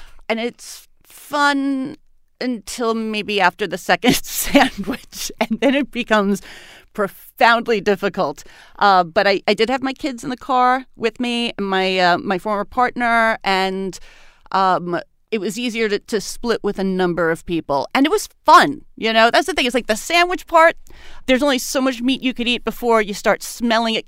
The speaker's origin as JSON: {"language": "English", "town": "New York City", "region": "New York", "country": "United States", "moved": "as an adult", "lives_now": "Baltimore, United States", "said": "I'm originally from Brooklyn, New York. I have lived in Baltimore for the last 6 years"}